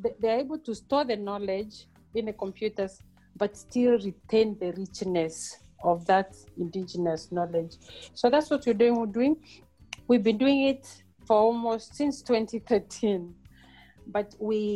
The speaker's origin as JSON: {"language": "English", "area": "Mbeere, eastern Kenya", "region": "Embu County", "country": "Kenya", "tie": "born or raised there", "also_born_or_lived": "Europe", "moved": "as an adult", "lives_now": "South Africa", "said": "I am a village girl born and bred in Kenya, in Mbere, in eastern part of Kenya"}